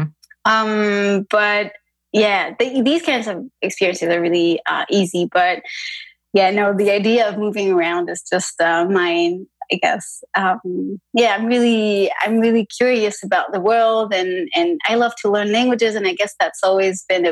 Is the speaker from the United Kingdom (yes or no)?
no; France; moved away as an adult; also born or lived in Brussels, Belgium; I was born in France and I left to study outside the country. So I was, I went to Belgium, to Brussels to study, to do a bachelor's degree.